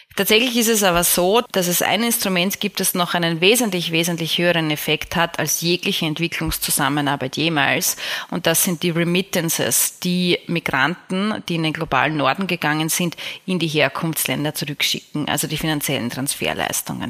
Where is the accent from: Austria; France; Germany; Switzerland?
Austria; Vienna; ich komme ja aus Wien, die Stadt von Freud